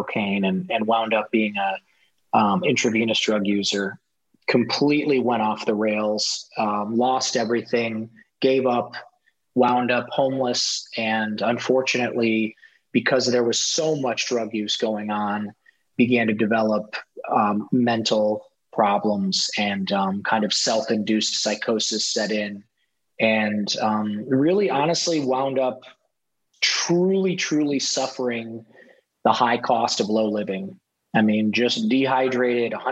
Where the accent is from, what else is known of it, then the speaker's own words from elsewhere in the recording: Ohio, United States; moved away; I grew up in Ohio, in a rural town in Ohio.